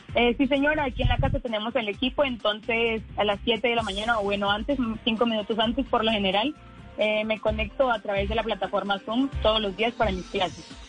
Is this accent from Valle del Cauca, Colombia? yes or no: no; Yopal, Casanare, Colombia; soy de Yopal Casanare